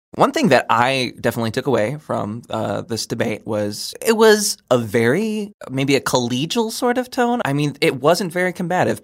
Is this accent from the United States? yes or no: yes; Spartanburg, South Carolina, United States; now in Madison, United States; I'm from Spartanburg, South Carolina